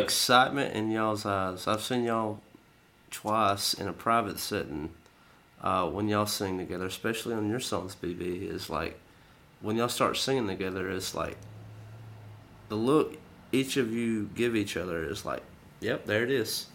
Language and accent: English; the South, United States; we're from the South